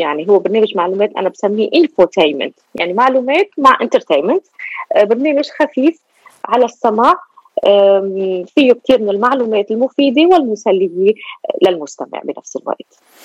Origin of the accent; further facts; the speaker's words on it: Lebanon; moved away as an adult; now in Australia; لبنانيه الاصل استراليه الجنسيه هاجرت من لبنان الى استراليا